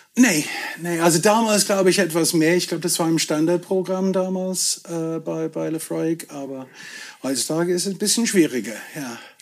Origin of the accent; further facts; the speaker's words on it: border between Devon and Cornwall, South West England, United Kingdom; German is a second language; now in Germany; Also ich bin im tiefsten Südwesten Englands eigentlich geboren, äh, an der Grenze zwischen Devon und Cornwall.